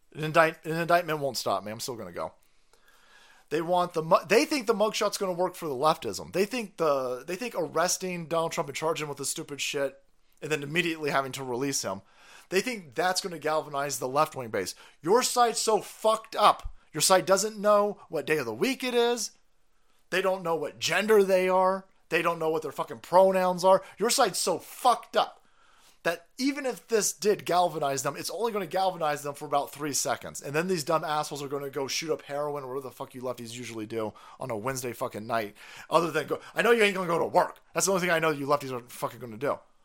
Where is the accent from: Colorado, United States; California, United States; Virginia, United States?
California, United States; as a Californian